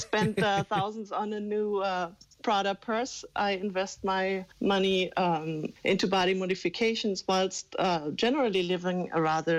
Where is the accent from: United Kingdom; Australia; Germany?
Germany; I'm born and raised in Germany. I'm a tall German girl.